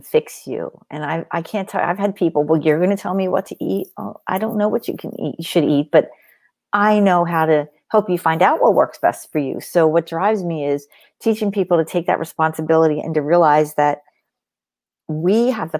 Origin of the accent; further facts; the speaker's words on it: Long Beach Island, New Jersey, United States; now in Pennsylvania, United States; I grew up on Long Beach Island, New Jersey. I spent all of my summers there and some of my winters.